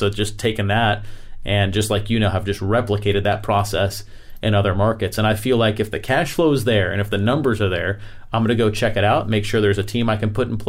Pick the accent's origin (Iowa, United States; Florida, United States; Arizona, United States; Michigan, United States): Florida, United States; I'm from Florida.